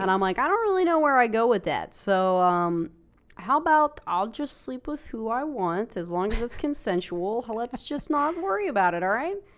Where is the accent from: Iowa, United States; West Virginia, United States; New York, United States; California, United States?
West Virginia, United States; growing up in West Virginia, in our area